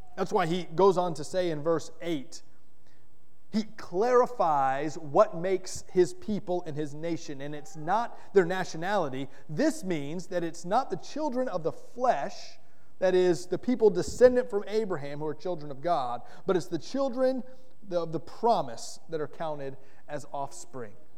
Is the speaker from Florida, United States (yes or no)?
yes; Florida, United States; moved away; also born or lived in Kentucky / Indiana / North Carolina; I'm a proud Floridian. I grew up in Florida, and I love the state of Florida in a lot of ways.